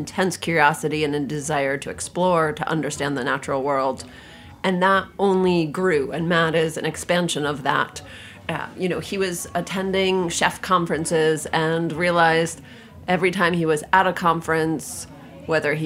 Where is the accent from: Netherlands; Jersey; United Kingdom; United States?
United States; Albany, New York; moved away as an adult; now in Copenhagen, Denmark; I grew up in Albany, New York, where there were not pastrami tacos.